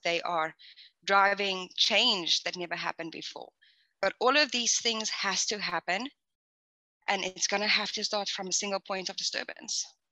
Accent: South Africa; moved away as an adult; I'm originally actually from South Africa

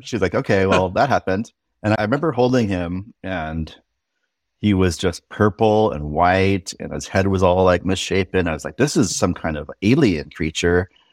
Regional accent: Irvine, California, United States; moved away as an adult; also born or lived in Berkeley, California / Seattle, Washington; I grew up in Southern California in Irvine.

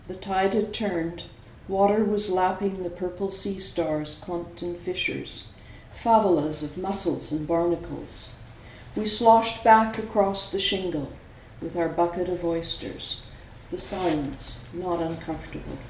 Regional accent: Vancouver, British Columbia, Canada; also born or lived in San Francisco Bay Area; now in France; I was born in Canada. I grew up on the west coast of Canada, Vancouver, and we're pretty Scottish there

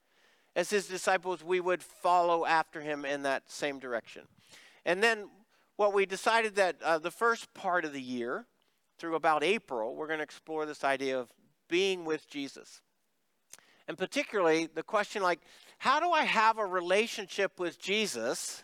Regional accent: Pennsylvania, United States; now in Cibolo, United States; I'm from Pennsylvania

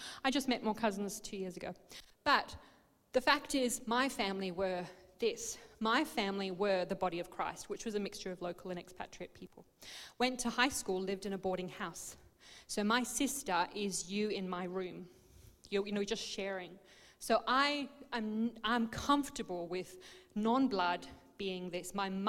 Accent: Botswana; So we grew up in Botswana in Africa in a mining community

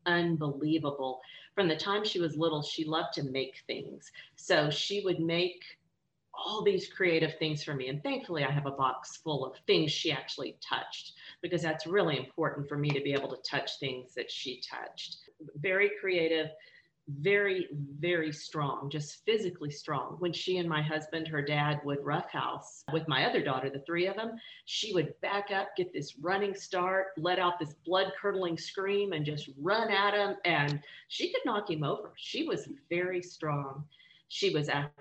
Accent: Houston, Texas, United States; also born or lived in Midland, Texas; I'm from Texas. I've lived here almost my entire life. Grew up in Houston

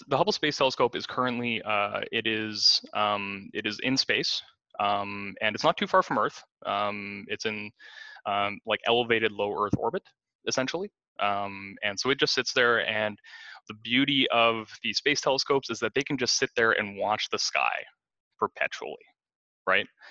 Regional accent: Kenora, Ontario, Canada; I grew up in Kenora, Ontario

